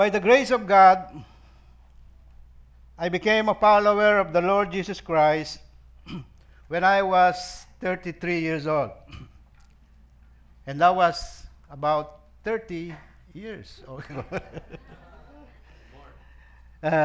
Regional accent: Pampanga, Central Luzon, Philippines; moved away as an adult; also born or lived in Manila, Philippines; now in Sacramento, United States; I grew up in Pampanga, the province of your very own Pastor Danny Perez

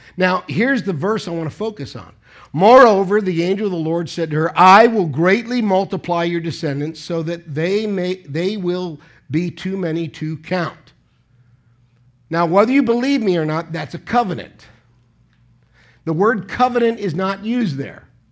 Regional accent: United States; moved away as an adult; now in Philippines; an American pastor for fourteen years

